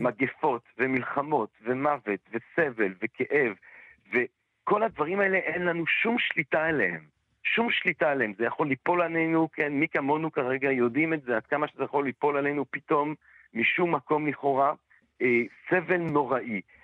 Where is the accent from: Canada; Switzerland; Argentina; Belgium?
Belgium; Antwerp, Flanders; now in Israel; אני מאנטרפן, אז גדלתי כזה בעולם שכל הסבתות והסבות של כולם בגדול היו שורדי שואה